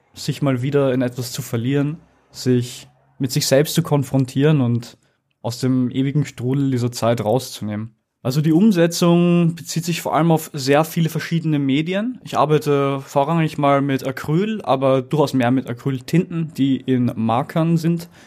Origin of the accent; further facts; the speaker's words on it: Vienna, Austria; Ich bin in Wien geboren, ich bin 22 Jahre alt